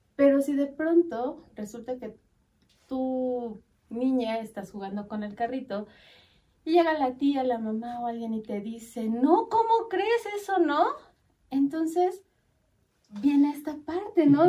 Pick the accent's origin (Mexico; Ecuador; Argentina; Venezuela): Mexico; somos los mexicanos